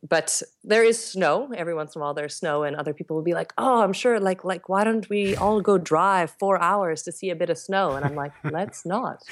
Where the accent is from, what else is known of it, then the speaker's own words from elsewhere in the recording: Canada; moved away as an adult; now in South Africa; I'm Canadian